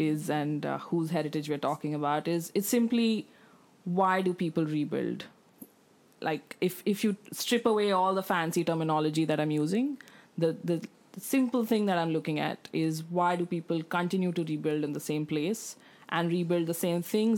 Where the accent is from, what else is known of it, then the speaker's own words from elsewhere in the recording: India; now in Australia; as an Indian